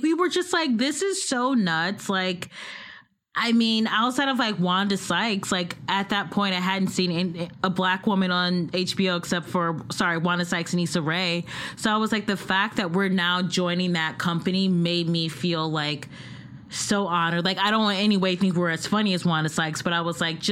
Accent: Midwest, United States; moved away; also born or lived in New York

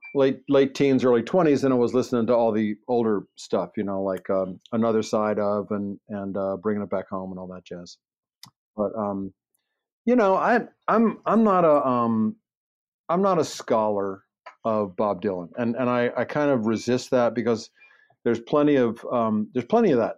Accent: Baltimore, Maryland, United States; accent: Baltimore; moved away; also born or lived in Los Angeles; I grew up in Baltimore

